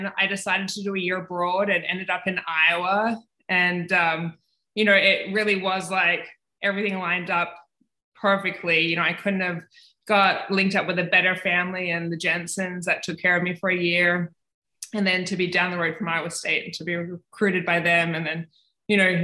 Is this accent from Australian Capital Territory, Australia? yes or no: yes; Canberra, Australian Capital Territory, Australia; moved away as an adult; now in Ames, United States; I grew up in Canberra, Australia